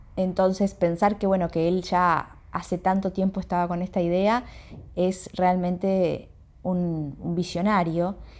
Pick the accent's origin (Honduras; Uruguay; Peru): Uruguay; Montevideo; soy de Montevideo, de Uruguay